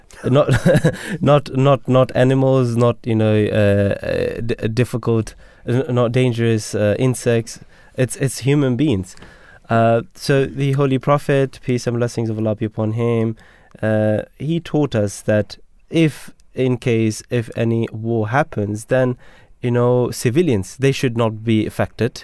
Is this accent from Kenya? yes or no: no; Belgium; I'm from Belgium.